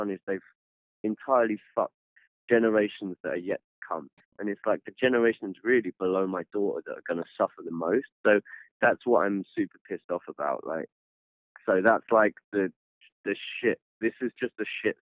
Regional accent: United Kingdom; we're British

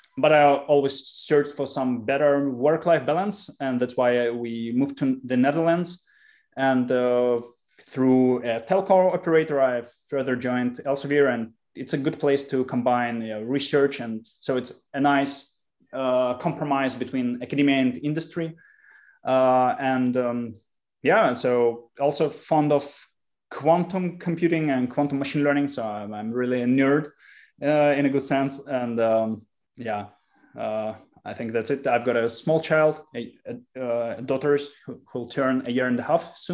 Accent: Russia; also born or lived in Israel / Canada; I lived in Israel for 4 years, then a year and a half in Canada, and then went back to Russia. So I made world around in childhood. And then I was growing up in Russia

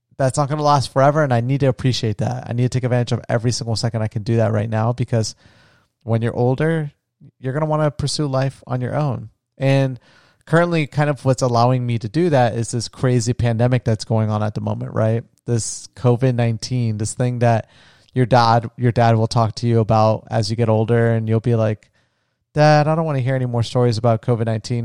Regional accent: Florida, United States; moved away; my home, where I grew up on the beach in Florida

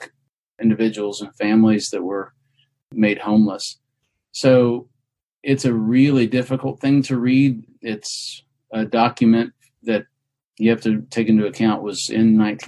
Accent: Oklahoma, United States; I grew up in Oklahoma

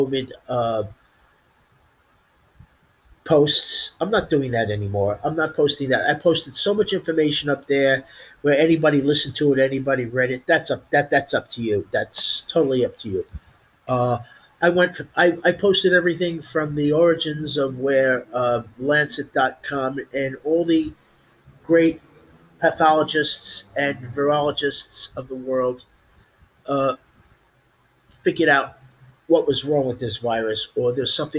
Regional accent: United States; us as the American people

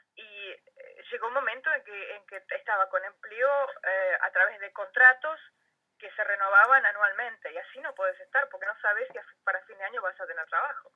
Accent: Comodoro Rivadavia, Chubut, Argentina; moved away as an adult; also born or lived in United States / South Africa; now in Saitama, Japan; yo me fui de Argentina en el 98

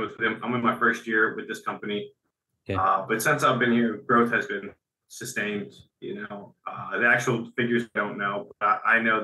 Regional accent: central New Jersey, United States; I'm from New Jersey, central New Jersey. Grew up in a blue-collar family.

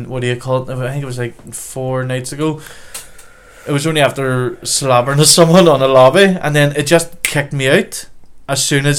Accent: Ireland; they always assumed that we're Scottish, and then but whenever they find out we are Irish

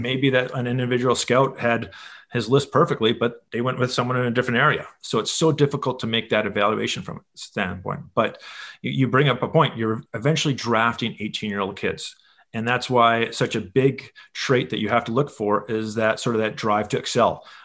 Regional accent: Winnipeg, Manitoba, Canada; moved away as an adult; also born or lived in Edmonton; I was born in Edmonton, but pretty much spent my entire childhood. Uh, parents still live in Winnipeg. Um, that's really my hometown for sure

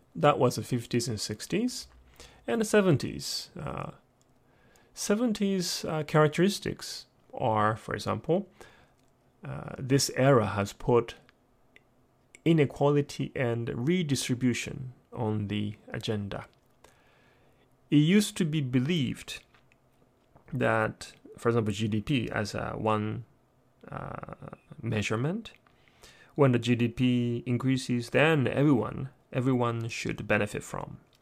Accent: Japan; I'm born and raised in Japan

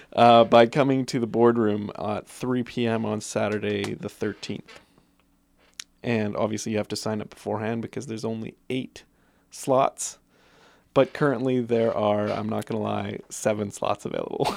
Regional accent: Guelph, Ontario, Canada; I was from Guelph, Ontario

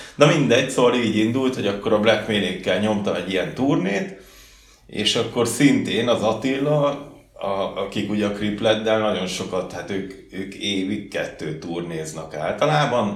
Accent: Csömör, Pest, Hungary; also born or lived in Gödöllő / Budapest; Én Csömörre születtem, hát helyileg Gödöllön születtem, de Csömörön laktam világ életembe, talán egy-két évet laktam benn Pesten.

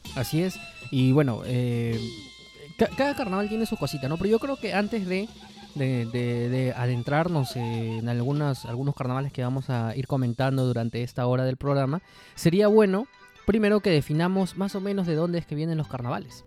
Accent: Lima, Peru; nosotros pues somos limeños mazamorreros

